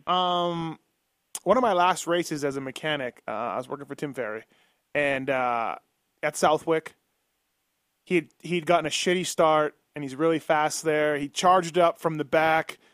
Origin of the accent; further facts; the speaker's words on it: Canada; now in United States; I'm Canadian